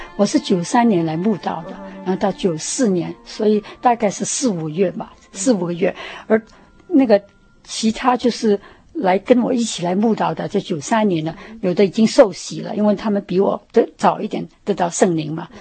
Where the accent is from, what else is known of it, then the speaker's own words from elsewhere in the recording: Shanghai, China; moved away as an adult; also born or lived in Hong Kong; now in United States; 我是在香港出生 然后在上海长大，然后到那个， 在上海念完大学以后呢， 那个时候就是九四九年大陆解放了， 那我就回到香港， 住了十， 待了十年， 然后到美国来，移民到美国来